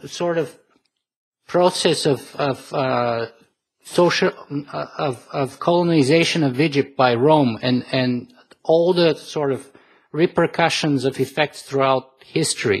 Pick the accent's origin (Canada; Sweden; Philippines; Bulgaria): Bulgaria; I was born in Eastern Europe, and I lived there for most of my life still. The communist bloc survived for 50 years in Bulgaria, where I'm from